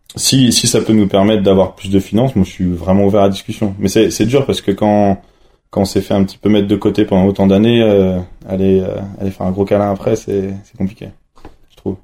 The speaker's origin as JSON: {"language": "French", "town": "Nantes", "region": "Pays de la Loire", "country": "France", "tie": "born or raised there", "moved": "yes", "lives_now": "La Plagne, France", "said": "originaire de Nantes"}